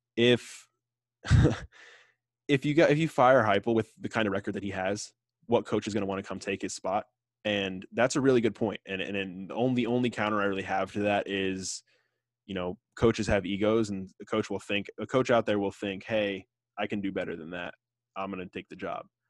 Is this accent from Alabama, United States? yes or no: no; Tampa, Florida, United States; I grew up in Tampa, and my parents both went to U S F.